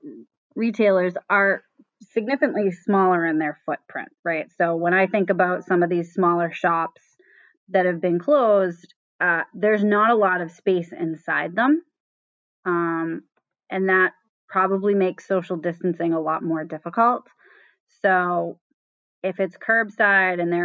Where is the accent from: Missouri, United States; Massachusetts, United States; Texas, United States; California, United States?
California, United States; Southern; I grew up in Southern California